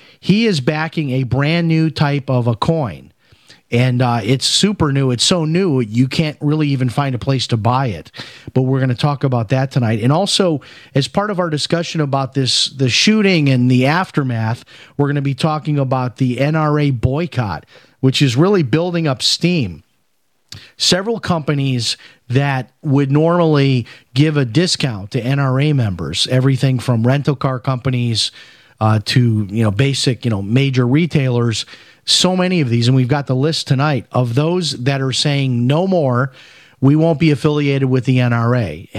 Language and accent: English; Chicago, Illinois, United States; My grandfather, who I grew up in Chicago, my grandfather was a huge Billy Graham fan.